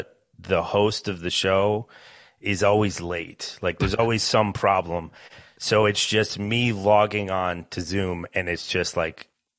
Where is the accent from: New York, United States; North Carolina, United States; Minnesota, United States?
Minnesota, United States; I'm from Minnesota as well.